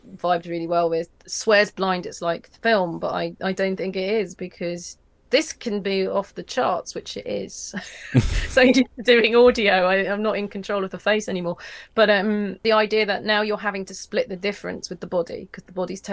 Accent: London, United Kingdom; I'm a Londoner

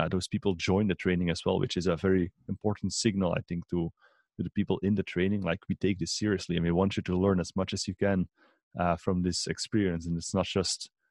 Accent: Belgium; from Belgium

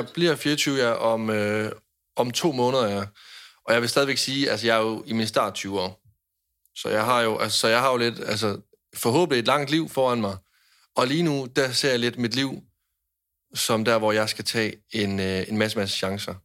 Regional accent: Jutland, Denmark; jeg er en nær jyde

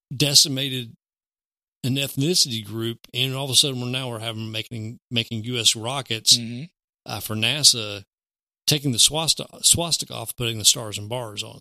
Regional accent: the South, United States; here growing up in the South

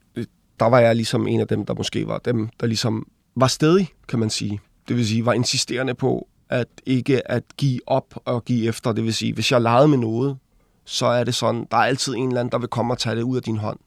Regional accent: Glostrup, Capital Region of Denmark, Denmark; also born or lived in Dragør / Ringsted / Copenhagen; jeg er født på Glostrup Hospital i Danmark

